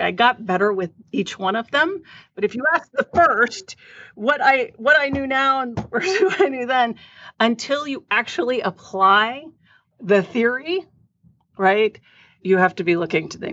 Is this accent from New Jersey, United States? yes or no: no; San Antonio, Texas, United States; growing up in San Antonio, Texas